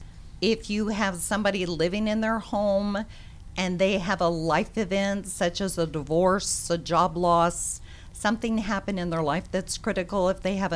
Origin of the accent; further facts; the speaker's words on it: Clearwater, Florida, United States; also born or lived in California; now in Gwinnett County, Georgia, United States; It's my roots. I grew up in Clearwater, Florida